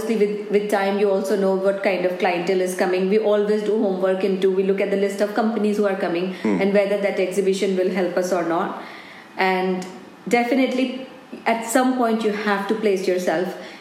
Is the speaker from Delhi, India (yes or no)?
yes; Delhi, India; moved away as an adult; now in Scotland, United Kingdom; I'm born and brought up in India